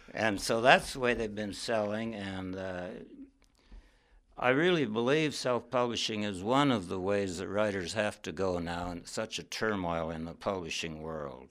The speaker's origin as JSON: {"language": "English", "region": "Wyoming", "country": "United States", "tie": "born or raised there", "also_born_or_lived": "Yellow Springs, Ohio / northern New York", "moved": "as an adult", "said": "I grew up in Wyoming"}